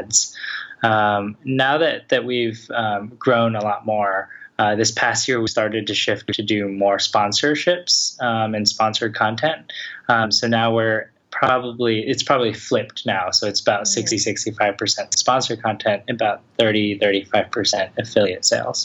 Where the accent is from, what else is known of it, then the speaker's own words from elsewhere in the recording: Atlanta, Georgia, United States; moved away as an adult; also born or lived in Los Angeles; I'm originally from Atlanta